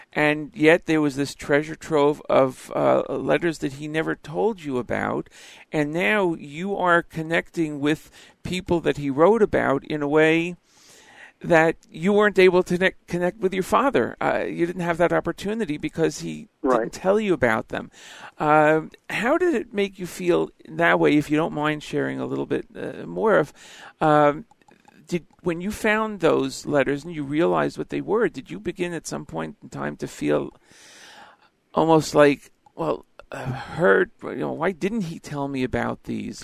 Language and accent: English; Elizabeth, New Jersey, United States; I'm from Elizabeth, New Jersey, grew up uh, here, and now back here living